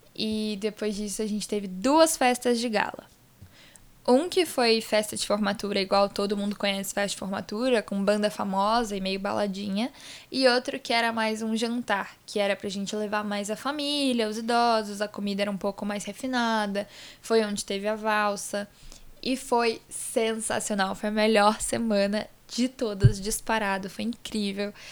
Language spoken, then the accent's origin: Portuguese; Vitória, Espírito Santo, Brazil; also born or lived in Itaquera, São Paulo; now in São Paulo, Brazil; viajei para Vitória, que é onde eu nasci, onde está minha família